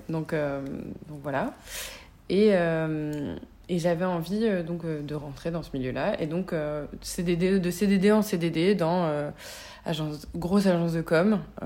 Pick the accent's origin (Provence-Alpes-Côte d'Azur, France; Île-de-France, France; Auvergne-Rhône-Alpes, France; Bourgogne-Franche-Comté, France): Provence-Alpes-Côte d'Azur, France; the South; moved away as an adult; also born or lived in Paris; je viens de, du Sud